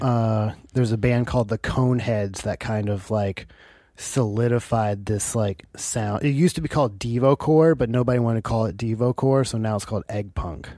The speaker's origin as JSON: {"language": "English", "country": "United States", "also_born_or_lived": "Seattle", "said": "Oh, America."}